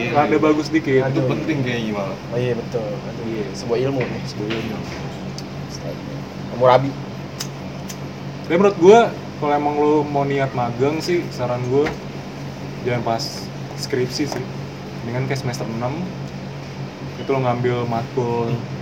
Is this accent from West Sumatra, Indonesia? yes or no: no; East Jakarta, Jakarta, Indonesia; Nah, gue dari Jakarta Timur buset balik lagi nyampe rumah